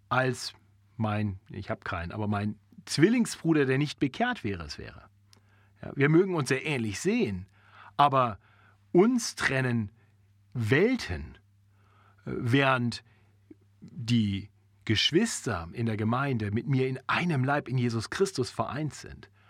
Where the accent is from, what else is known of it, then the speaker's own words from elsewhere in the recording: Germany; born there; Ich bin in Deutschland geboren, so ist es, Punkt.